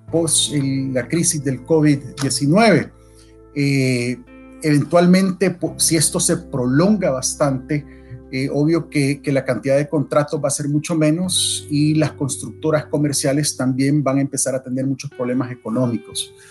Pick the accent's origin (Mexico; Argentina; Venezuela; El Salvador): El Salvador; now in United States; yo eh, soy salvadoreño de nacimiento, 100%. Eh, viví en El Salvador hasta el principio de los 90. Al principio de los 90, nuestra familia inmediata, mis papás y mis hermanos, agarramos rumbo a Estados Unidos, aquí a Virginia, al condado de Prince William, buscando